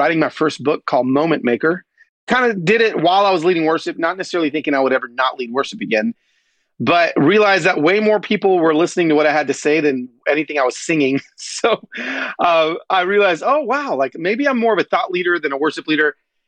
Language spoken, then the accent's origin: English; Atlanta, Georgia, United States; also born or lived in East Los Angeles, California; my childhood of growing up in the Deep South